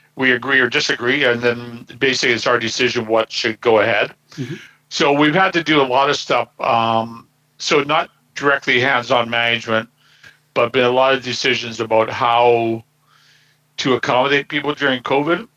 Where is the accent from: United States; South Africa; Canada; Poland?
Canada; Burnaby, British Columbia; I grew up here in Burnaby